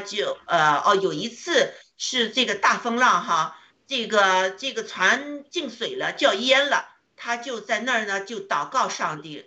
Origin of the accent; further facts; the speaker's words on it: China; 我们中国人确实经历了这个苦啊